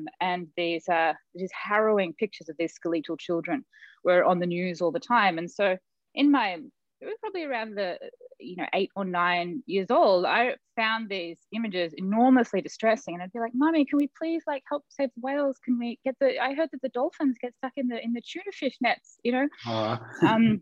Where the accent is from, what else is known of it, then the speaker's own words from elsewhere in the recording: Melbourne, Victoria, Australia; moved away; also born or lived in Silicon Valley; I grew up in Melbourne, Australia, and I was the granddaughter of these master